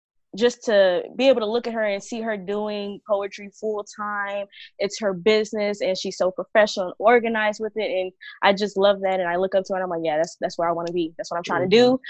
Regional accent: Dallas, Texas, United States; I'm a poet from Dallas, Texas

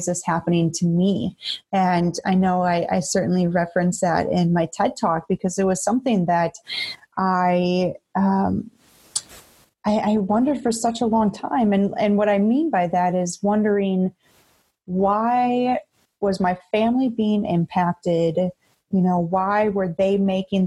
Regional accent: Beaver Dam, Wisconsin, United States; I come from a small rural town in Wisconsin. I was born and raised in Beaver Dam.

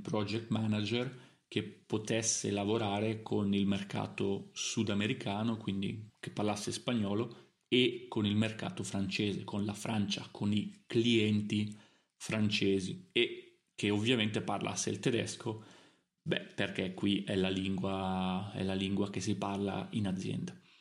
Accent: Italy; also born or lived in Milan / Germany; io sono italiano, quindi l'Italia è il mio paese natale, perché sono nato in Italia

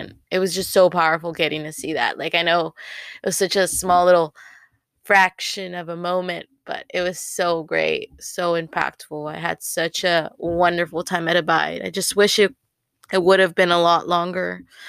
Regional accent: Texas, United States; Like, we're like from North Texas.

